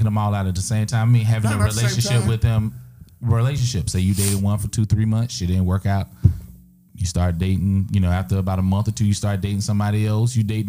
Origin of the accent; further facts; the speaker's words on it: Lexington, Kentucky, United States; I'm from Lexington